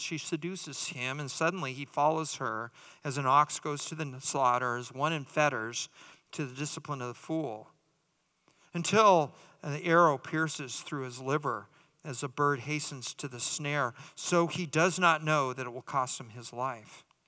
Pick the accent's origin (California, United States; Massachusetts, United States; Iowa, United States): California, United States; now in Dallas, United States; I'm from California